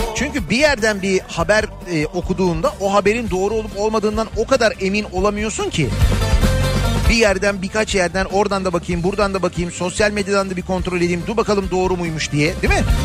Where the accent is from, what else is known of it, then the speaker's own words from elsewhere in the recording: Istanbul, Turkey; Bir İstanbullu olarak